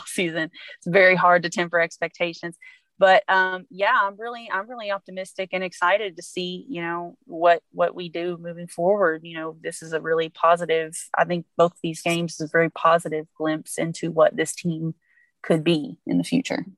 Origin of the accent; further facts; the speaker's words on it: Louisville, Kentucky, United States; now in California, United States; I'm from Kentucky